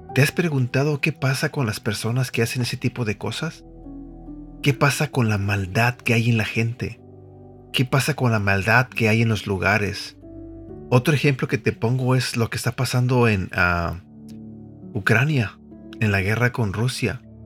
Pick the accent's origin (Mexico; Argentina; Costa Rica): Mexico; Mexico City; Yo soy de la Ciudad de México, soy mexicano